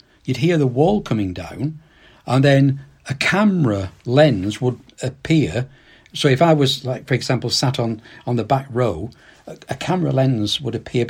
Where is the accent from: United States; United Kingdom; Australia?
United Kingdom; Accrington, North West England; I live and I'm from Accrington itself.